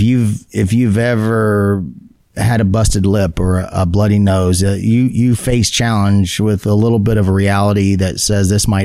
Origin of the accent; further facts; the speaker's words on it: Hawaii, United States; I had a great childhood as far as being growing up in Hawaii.